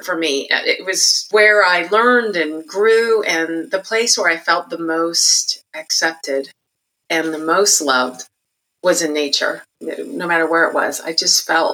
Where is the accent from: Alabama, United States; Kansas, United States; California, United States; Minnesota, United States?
California, United States; Santa Barbara; I was born and raised in Santa Barbara, California